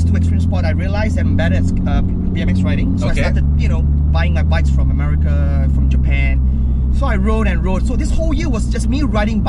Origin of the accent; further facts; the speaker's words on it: Malaysia; also born or lived in Melbourne, Australia; I'm a rider from Malaysia.